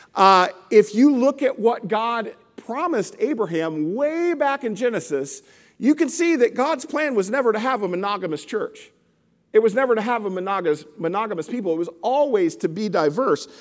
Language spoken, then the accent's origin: English; South Arkansas, United States; now in St. Louis, United States; I grew up in South. I grew up in, in Arkansas